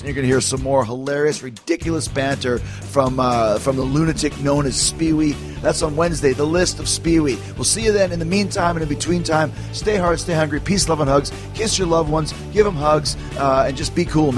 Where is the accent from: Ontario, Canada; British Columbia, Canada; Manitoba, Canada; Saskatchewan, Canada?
Manitoba, Canada; Winnipeg; my hometown of Winnipeg